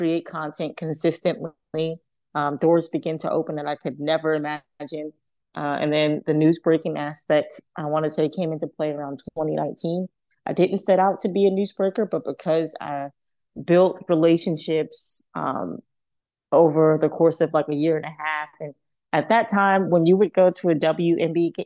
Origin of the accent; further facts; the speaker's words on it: New York City, New York, United States; growing up in Harlem, I was already exposed to so many great athletes and people in sport